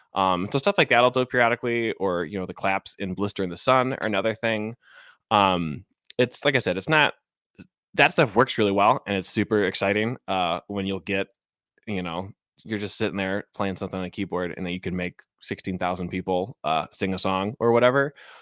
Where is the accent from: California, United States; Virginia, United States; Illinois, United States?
Illinois, United States; Chicago; now in Seattle, United States; So again, like, I grew up in Chicago, Cubs fan. But I moved out to Seattle in 2015.